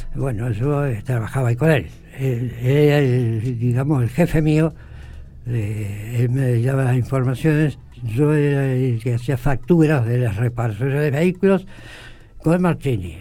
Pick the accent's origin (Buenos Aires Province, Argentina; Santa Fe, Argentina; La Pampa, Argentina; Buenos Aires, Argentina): La Pampa, Argentina; Dorila; yo nací en Dorira Mi padre tenía campo en las cercanías de Dorira Yo nací y ahí